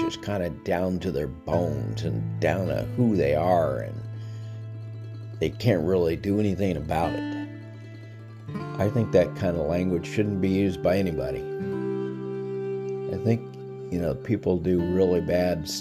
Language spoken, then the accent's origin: English; the South, United States; I grew up in the South